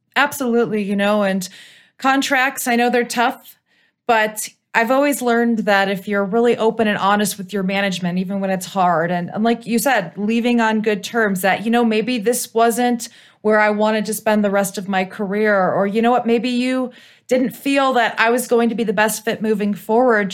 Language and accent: English; Cleveland, Ohio, United States; now in Colorado, United States; I grew up in Cleveland, Ohio